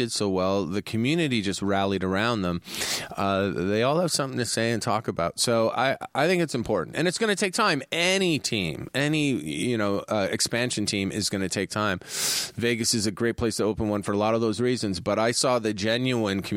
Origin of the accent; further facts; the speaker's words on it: Canada; now in California, United States; I'm a Canadian.